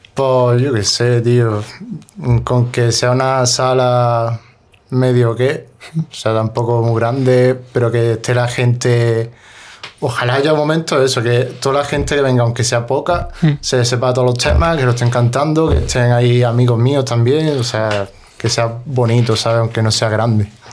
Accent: Granada, Andalusia, Spain; also born or lived in Cerrillo de Maracena; Yo siempre digo que soy de la Chana porque yo vivía en el Cerrillo de Maracena, ¿Mm? pero toda mi vida lo he, hecho, lo he hecho en la Chana. O sea, tenía el colegio en la Chana

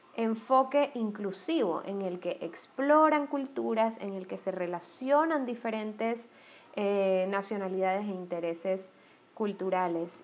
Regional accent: Panama; moved away; also born or lived in Guayaquil; yo soy panameña

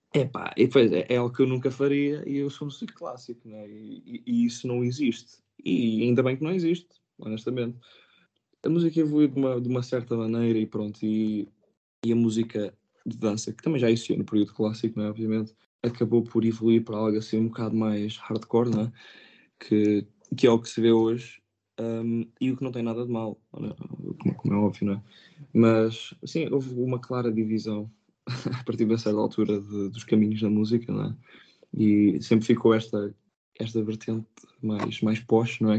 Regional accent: Pinhel, Centro, Portugal; moved away as an adult; also born or lived in Coimbra; now in London, United Kingdom; Eu sou de Pinhel

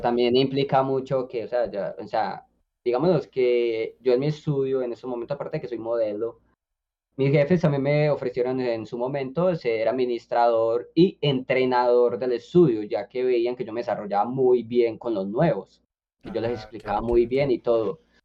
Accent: Colombia; now in Medellín, Colombia; yo era colombiano, que yo estaba acá en Medellín

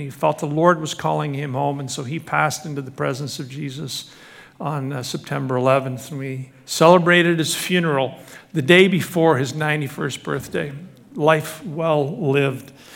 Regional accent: Scotland, United Kingdom; moved away; I was born in Scotland

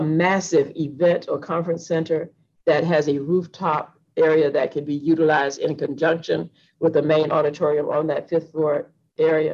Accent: Atlanta, Georgia, United States; I'm from Atlanta, so I've seen this library since it opened in 1980

